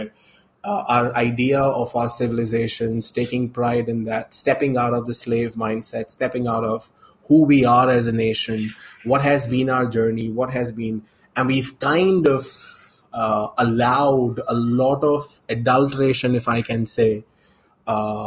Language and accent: English; India